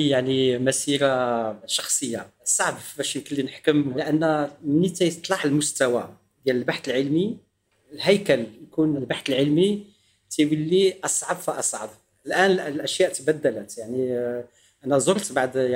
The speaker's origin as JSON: {"language": "Arabic", "country": "Morocco", "accent": "Moroccan", "said": "يعني الاصدقاء ديالي والزملاء ديالي الاساتذه كلهم عارفيني مغربي"}